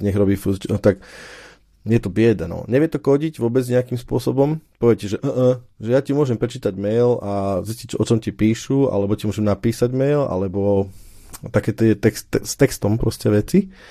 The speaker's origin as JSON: {"language": "Slovak", "country": "Slovakia", "moved": "yes", "lives_now": "Germany", "said": "my na Slovensku"}